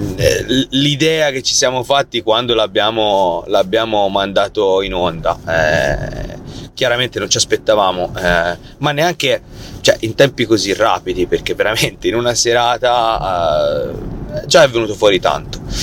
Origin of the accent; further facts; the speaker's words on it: Tuscany, Italy; siamo toscani